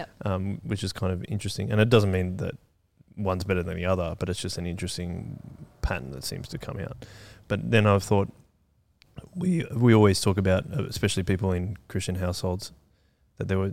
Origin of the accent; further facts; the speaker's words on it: Canberra, Australian Capital Territory, Australia; We were both born in Canberra.